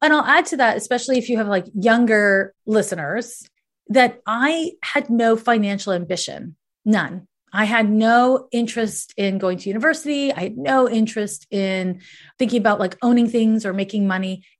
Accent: Canada; I was raised in Canada

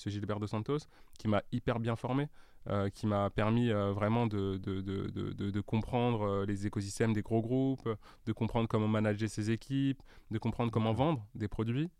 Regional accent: Paris, Île-de-France, France; j'ai grandi à Paris, mhm. euh, dans le 15e

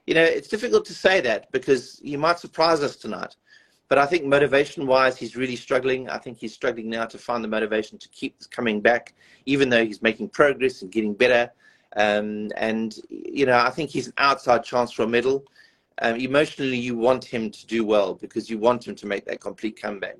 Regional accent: South Africa; a South African

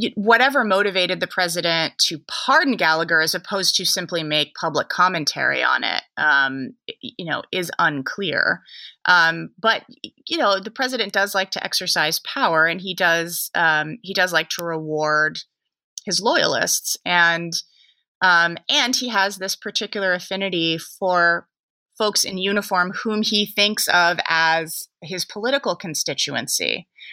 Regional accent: San Francisco Bay Area, California, United States; I am also from the San Francisco Bay Area.

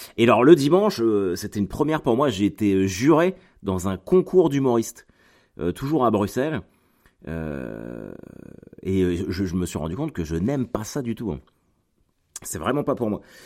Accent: Caen, Normandy, France; chez moi à Caen

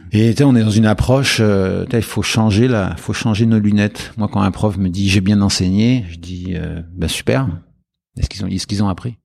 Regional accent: France; moved away as an adult; en tant que Français

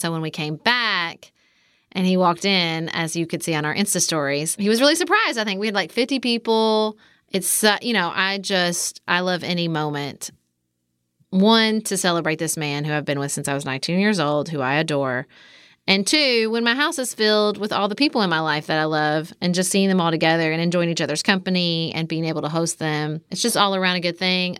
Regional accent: Kentucky, United States; accent: Kentucky, Southern; also born or lived in Washington, D.C.; my Kentucky accent

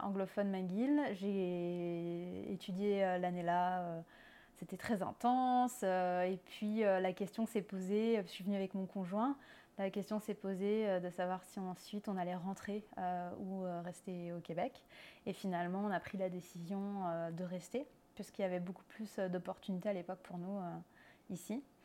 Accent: France; accent: French; moved away as an adult; also born or lived in Nancy, France; now in Montreal, Canada; Je suis française comme mon accent l'indique. je vis à Montréal

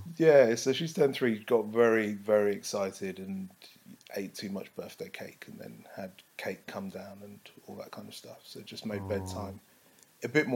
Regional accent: London, United Kingdom; I'm a Londoner. I'm a black Londoner that also works in the police force

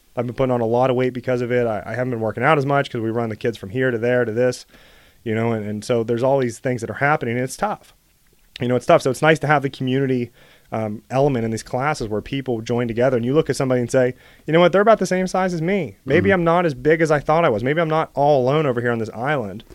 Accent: Bellwood, Pennsylvania, United States; also born or lived in Ohio / California; I grew up in Bellwood

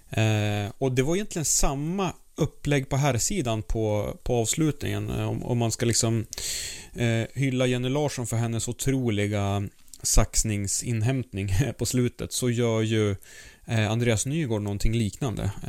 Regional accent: Sweden; så är det ju väldigt, väldigt trevlig läsning som svensk alltså.

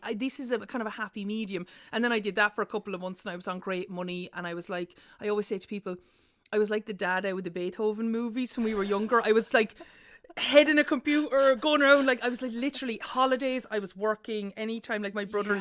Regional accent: Ireland; our legacy as Irish people

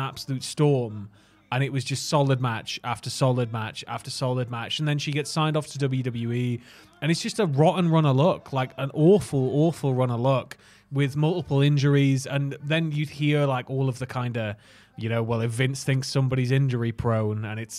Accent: Prudhoe, North East England, United Kingdom; also born or lived in Chopwell; my hometown of Prudhoe. Prudhoe, Northumberland

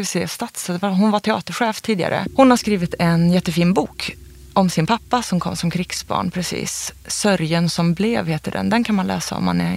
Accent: Karlstad, Värmland, Sweden; moved away; also born or lived in Uppsala; i det huset där, ett av de husen då där jag växte upp

